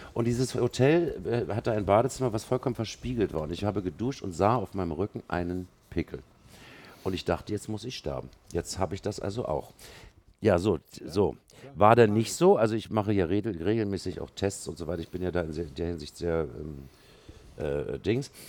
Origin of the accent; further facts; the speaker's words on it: Berlin, Germany; Ich bin ja gebürtiger Westberliner. Ich bin in Westberlin aufgewachsen